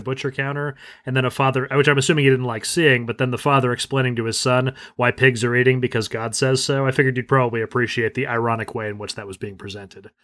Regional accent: United States; as an American

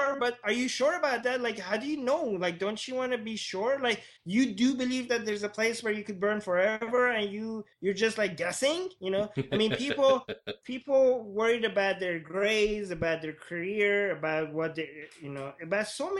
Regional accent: Tehran, Tehran Province, Iran; I was born in Iran, in Tehran, and I was born in a fairly liberal family.

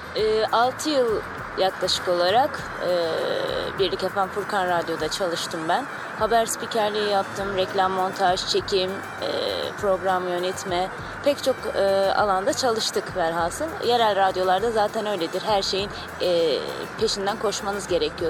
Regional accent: Diyarbakır Province, Turkey; Köken olarak Türk değilim. Arabım ama e, yıllardır e, Türkiye'deyiz. Diyarbakırlıyım.

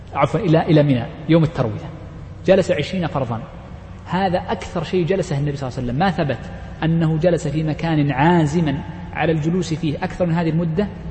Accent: Riyadh, Riyadh Province, Saudi Arabia; نحن جميعا مستوطنون الرياض

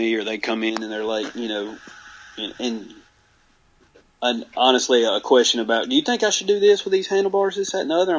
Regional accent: Alabama, United States; I'm from Alabama

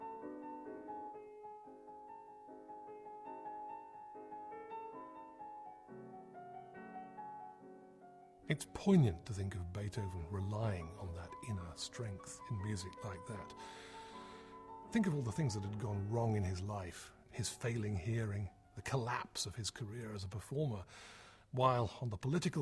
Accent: United Kingdom; as British listeners

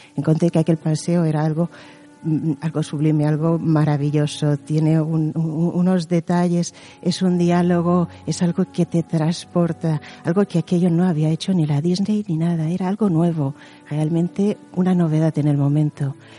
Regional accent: Mallorca, Balearic Islands, Spain; yo soy de Mallorca

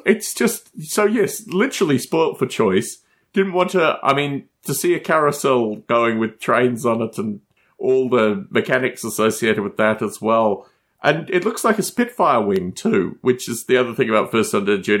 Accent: Australia; I come from Australia

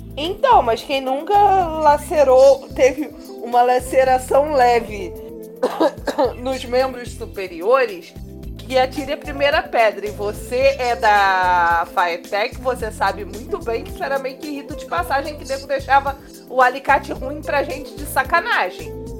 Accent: Rio de Janeiro, Brazil; A gente é carioca

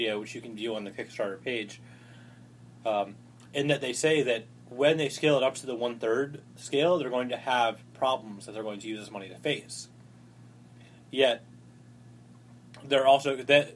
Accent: Florida, United States; As a Floridian

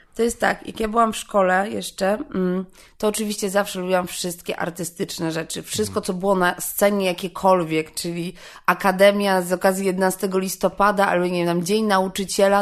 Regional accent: Warsaw, Masovian Voivodeship, Poland; ja jestem z Warszawy.

